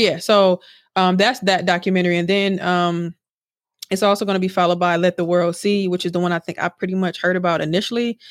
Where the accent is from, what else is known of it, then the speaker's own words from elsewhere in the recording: Milwaukee, Wisconsin, United States; I'm from Milwaukee.